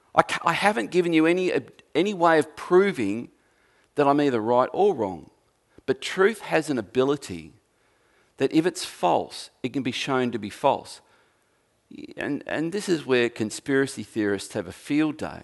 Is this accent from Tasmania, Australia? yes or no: yes; Tasmania, Australia; Not only am I an Australian, well, I'm a Tasmanian